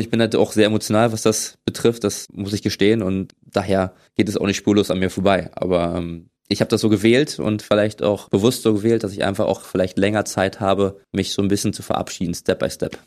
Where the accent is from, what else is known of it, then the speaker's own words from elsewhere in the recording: Berlin, Germany; moved away as an adult; now in Potsdam, Germany; Ich bin in ähm, West-Berlin geboren